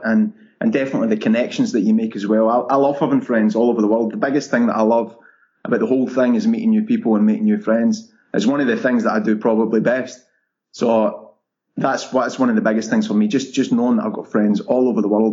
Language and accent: English; Scotland, United Kingdom; moved away as an adult; also born or lived in London; growing up in Scotland, people are very happy where they are